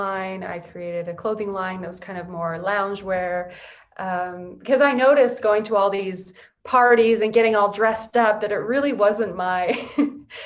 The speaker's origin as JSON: {"language": "English", "town": "San Diego", "region": "California", "country": "United States", "tie": "born or raised there", "also_born_or_lived": "Lake Havasu, Arizona / England / Los Angeles", "said": "We came to San Diego, and San Diego is such a great place to grow up. And then at 21, I came to Los Angeles. So Southern California, mostly."}